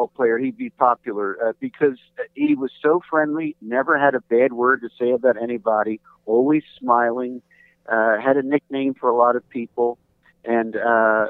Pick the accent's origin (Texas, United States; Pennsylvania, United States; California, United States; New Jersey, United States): Pennsylvania, United States; Philadelphia; growing up in Philadelphia